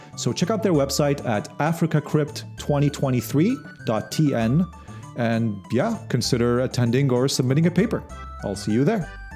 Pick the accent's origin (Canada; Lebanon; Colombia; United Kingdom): Lebanon; I'm originally from Lebanon